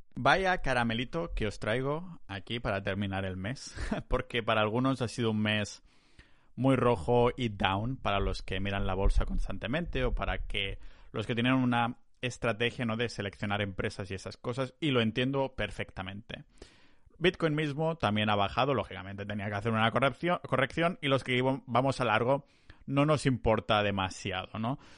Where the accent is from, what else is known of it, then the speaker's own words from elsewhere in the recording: Catalonia, Spain; somos catalanes